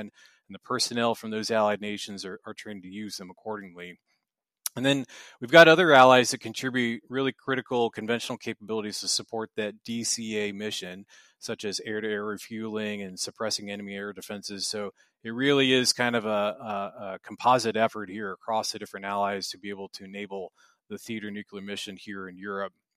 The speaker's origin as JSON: {"language": "English", "country": "United States", "moved": "as an adult", "lives_now": "Brussels, Belgium", "said": "I am an American"}